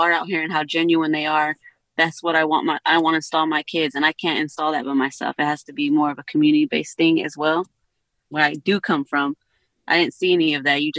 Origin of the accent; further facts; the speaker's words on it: Pittsburg, California, United States; now in Napa, United States; I'm from Pittsburgh, California